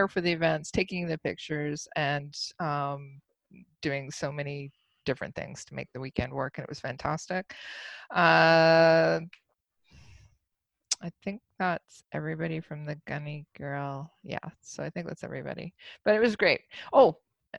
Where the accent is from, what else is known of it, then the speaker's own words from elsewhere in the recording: Canada; also born or lived in Germany; from Canada